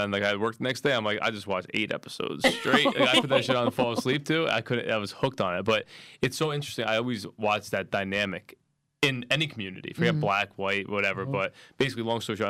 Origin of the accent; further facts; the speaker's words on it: Los Angeles, California, United States; I'm from Crenshaw, so he would go back home, see his mother and his little brother, right?